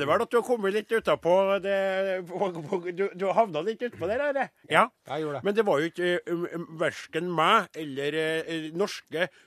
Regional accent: Trondheim, Trøndelag, Norway; Jeg vokste opp i Trondheim, bodde i Trondheim, og det her er trønderske banneord.

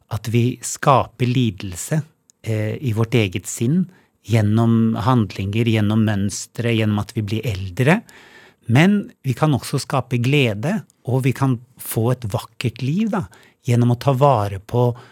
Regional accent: Oslo, Norway; moved away as an adult; also born or lived in Hemsedal / Valdres; now in Hemsedal and Valdres, Norway; jeg er jo født og oppvokst i Oslo, men bodde så 20 år i utlandet

